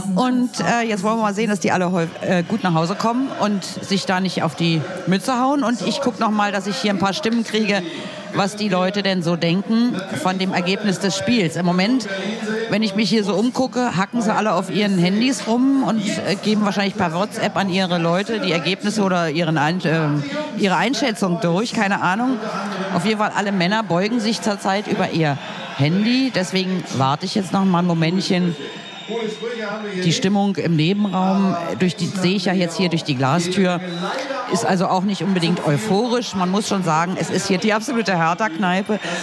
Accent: Berlin, Germany; Man kommt aus Berlin, man lebt in Berlin, kommt aus Westberlin

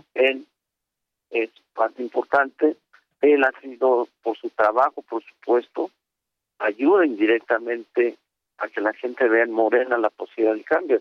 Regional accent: State of Mexico, Mexico; yo estoy en el Estado de México, yo nací

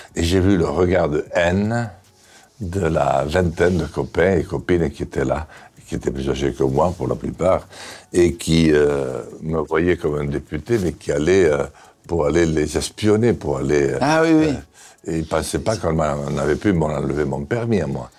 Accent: Béarn, Nouvelle-Aquitaine, France; je suis béarnais

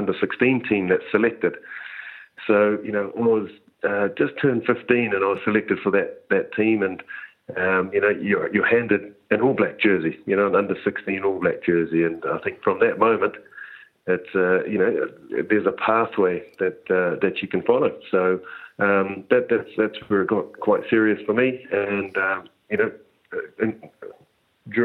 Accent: Auckland, New Zealand; also born or lived in Wellington / Munster; I came back to the Blues, which was my hometown.

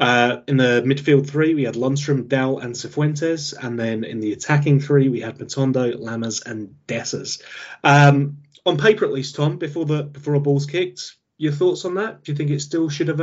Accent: England, United Kingdom; because we're English and we're definitely supporting them.

